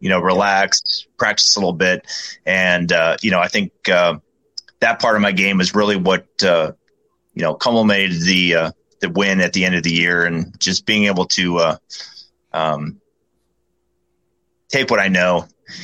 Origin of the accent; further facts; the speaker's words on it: Denver, Colorado, United States; moved away as an adult; also born or lived in Springfield, Missouri; I grew up in Denver, so yeah, basically the just outside the mountains.